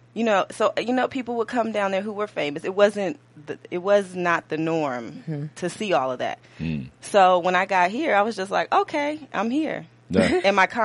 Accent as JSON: {"language": "English", "town": "Houston", "region": "Texas", "country": "United States", "tie": "born or raised there", "moved": "as an adult", "lives_now": "Los Angeles, United States", "said": "Even though I'm from Houston and I'm proud to, you know, I'm glad I was raised there. But I really don't go back."}